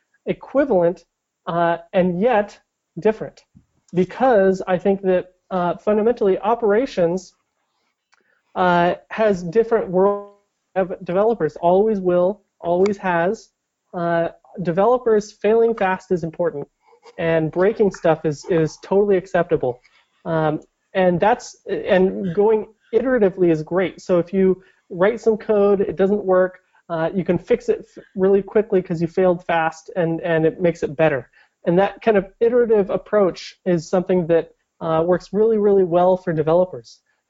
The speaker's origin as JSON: {"language": "English", "town": "Portland", "region": "Oregon", "country": "United States", "tie": "born or raised there", "said": "I grew up in around Portland."}